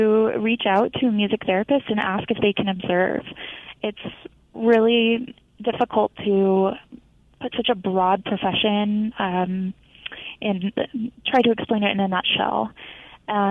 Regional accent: Texas, United States; moved away as an adult; now in Colorado, United States; I am not a Colorado native. I am actually from Texas. I moved here about 5 years ago for my graduate degree in music therapy

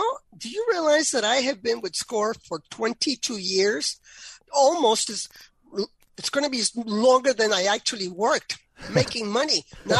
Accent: New York, United States; now in Florida, United States; I grew up in New York. I'm not from New York, but I grew up in New York.

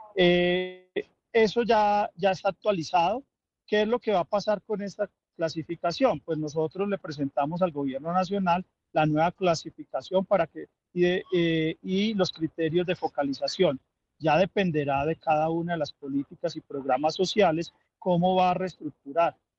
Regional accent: Colombia; los colombianos

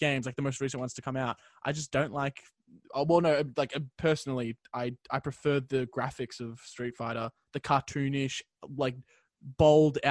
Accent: Brisbane, Queensland, Australia; moved away; I was born in Brisbane

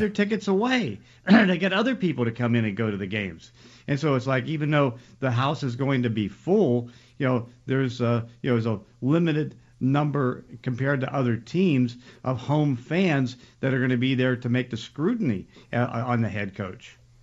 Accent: Braddock, Pennsylvania, United States; I grew up in Braddock.

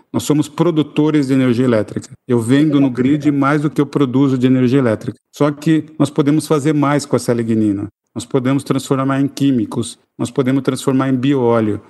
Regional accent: Brazil; eu estou preocupado como brasileiro

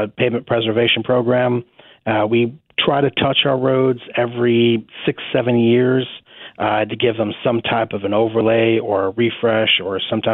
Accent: San Diego, California, United States; now in Sedgwick County, Kansas, United States; Originally, I'm from San Diego, California.

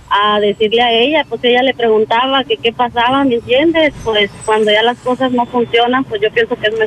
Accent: El Salvador; A ah, salvadoreña.

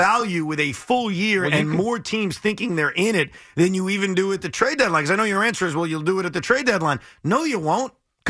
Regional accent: Long Island, New York, United States; So I grew up on Long Island, but I grew up in a place on Long Island that's very close to John F. Kennedy Airport.

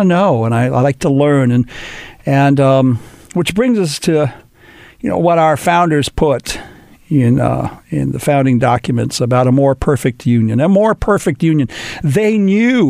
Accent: Los Angeles, California, United States; my hometown, born and raised here in Los Angeles

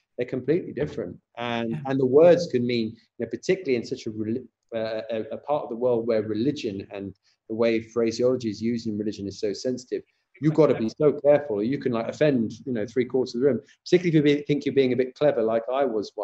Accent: South, Spain; also born or lived in Los Angeles, United States; I guess I was born in Los Angeles and left there after sort of 6 months. And then my dad's job took us to Spain. So I grew up in the south of Spain.

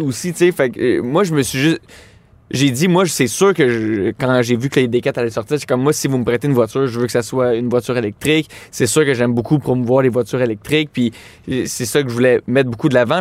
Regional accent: Laval, Quebec, Canada; je viens de Laval

